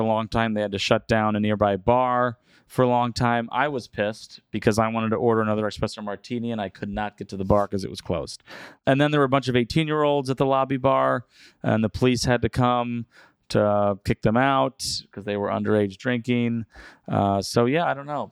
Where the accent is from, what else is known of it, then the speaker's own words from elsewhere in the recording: United States; As an American